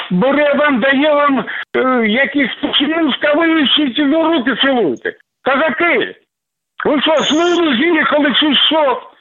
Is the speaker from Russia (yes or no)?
yes; Krasnodar Krai, Russia; Я родовой кубанский казак. Все мои пращури були з Хортиці.